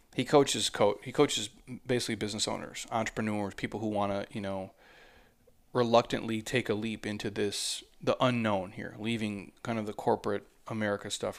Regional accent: Midwest, United States; I'm from the Midwest

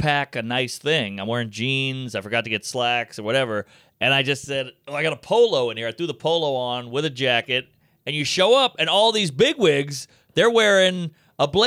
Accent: the South, Southern United States, United States; being a Southerner

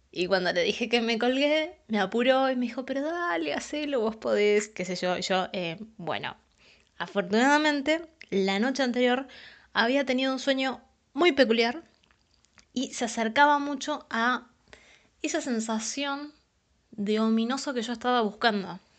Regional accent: San Pedro, Buenos Aires Province, Argentina; now in San Luis, Argentina; tengo 24 años y soy de Argentina, de San Pedro, Buenos Aires, puntualmente. En la actualidad vivo en la ciudad de San Luis.

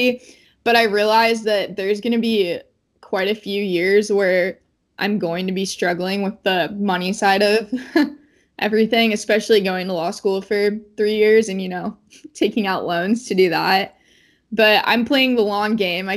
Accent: West Coast, United States; I'm from the West Coast

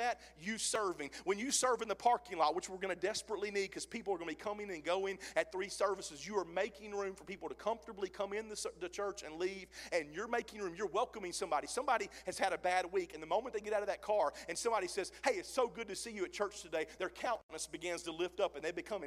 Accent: Mississippi, United States; now in Oklahoma, United States; I'm from Mississippi. I get my words twisted half the time

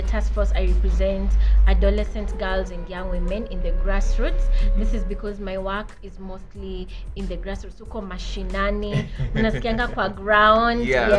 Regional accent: Kiambu County, Kenya; I am from Kiambu

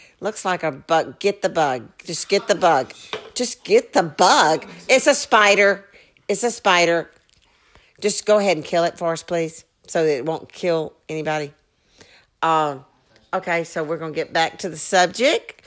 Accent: Mississippi, United States; I'm from Mississippi

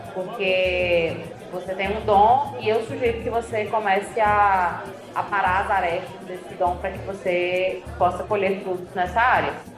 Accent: Fortaleza, Ceará, Brazil; accent: meio Ceará, meio Paraíba; also born or lived in Campina Grande, Paraíba, Brazil; now in São Paulo, Brazil; eu sou cearense, sou, uh, sou cearense, nasci em Fortaleza, mas morei por muitos anos em Campina Grande, Paraíba

